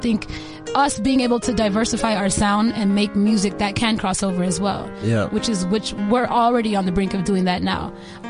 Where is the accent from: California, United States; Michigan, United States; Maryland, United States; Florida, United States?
California, United States; Los Angeles; accent: American; also born or lived in Kenya; now in Lagos, Nigeria; I'm obviously a singer, songwriter, from Kenya originally, and I was born in Los Angeles, California, hence the American accent.